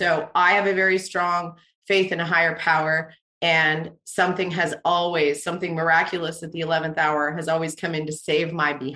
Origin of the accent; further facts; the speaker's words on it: Canada; I'm Canadian.